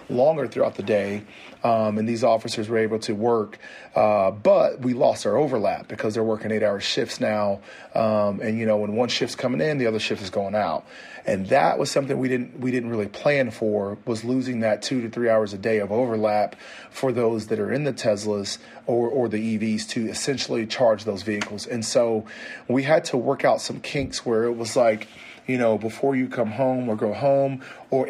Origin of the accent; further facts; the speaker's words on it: the South, United States; also born or lived in Lexington, Kentucky; I'm from the South.